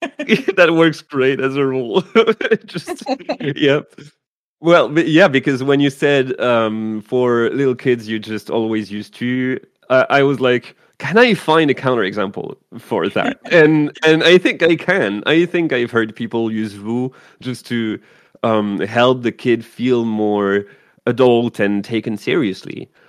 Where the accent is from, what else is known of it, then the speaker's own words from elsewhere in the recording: France; English is a second language; moved away as an adult; also born or lived in Quebec; I was born in France, so I'm used to um, vouvoiement, um, but also I lived uh, five years in Quebec